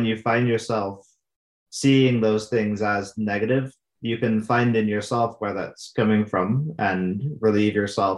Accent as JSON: {"language": "English", "country": "United Kingdom", "lives_now": "Albuquerque, United States", "said": "I'm from the UK."}